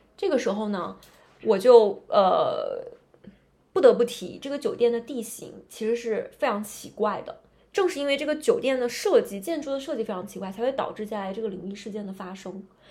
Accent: Northeast China, China; moved away; 因为我老家东北的嘛

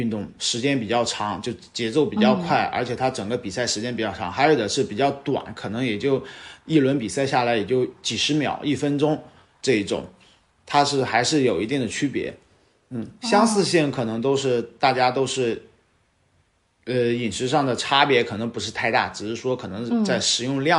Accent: Wuxi, Jiangsu, China; 呃，无锡。

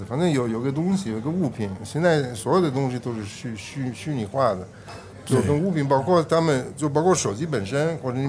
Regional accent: North China, China; 我们三个在那儿从北方来的，不习惯这种事儿。

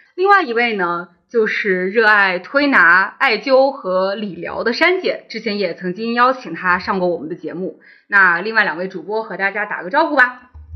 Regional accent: northern China, China; moved away as an adult; also born or lived in Shenzhen / Hong Kong; 我自己作为一个北方人，我其实嗯。在家里是从来不喝老火汤的

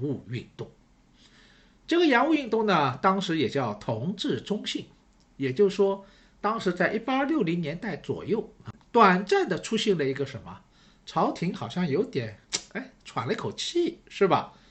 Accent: Shanghai, China; 我是上海人，所以呢，对城市这一块呢，好像也特别有感觉

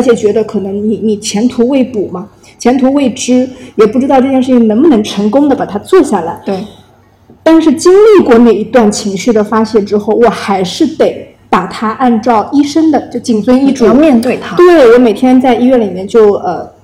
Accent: China; 我我们我们中国人说因祸得福

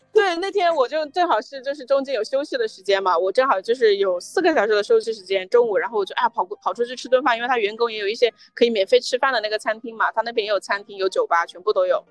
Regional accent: China; 因为我当时辞职的时候是在中国的时候

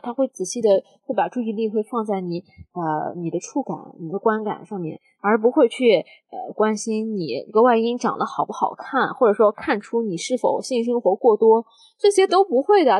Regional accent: China; 我们中国嗯。人

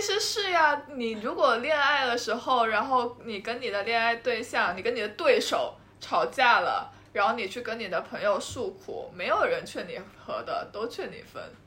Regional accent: Guangdong, China; 我们嗯。潮汕人

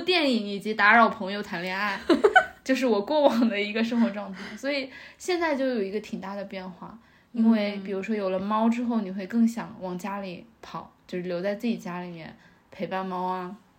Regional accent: northern China, China; now in Shanghai, China; 我觉得这个对于北方人来说也很重要，就是 嗯 我觉得我很难去广东那一带生活，

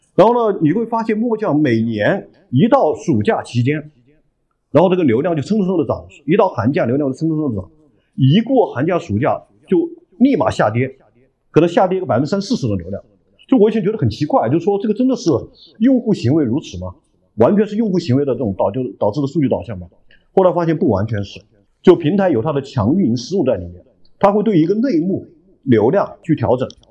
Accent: Hunan, China; 也是我，湖南人

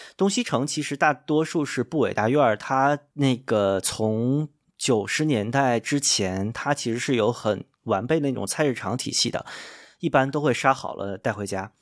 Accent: Beijing, China; 作为北京人，可能我稍微遗留一点的北京基因

